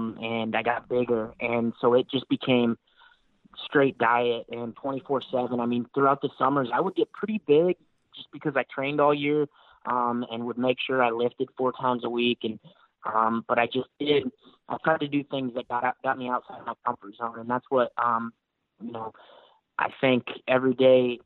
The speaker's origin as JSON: {"language": "English", "town": "Anderson", "region": "Indiana", "country": "United States", "tie": "born or raised there", "also_born_or_lived": "Noblesville, Indiana", "moved": "as an adult", "lives_now": "Fairfax, United States", "said": "I was born in Noblesville, but I lived my whole life in Anderson."}